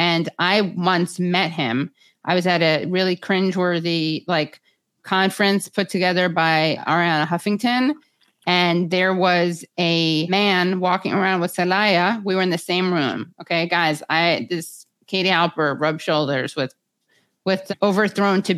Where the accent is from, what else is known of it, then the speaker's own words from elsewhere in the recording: New York City, New York, United States; accent: Woody Allen screenplay; I went to this private school on the Upper East Side, though I'm from the Upper West Side. And I sound like I'm out of a Woody Allen screenplay